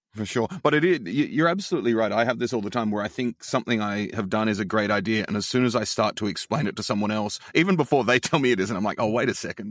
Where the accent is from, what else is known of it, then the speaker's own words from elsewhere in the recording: Australia; now in United States; as an Australian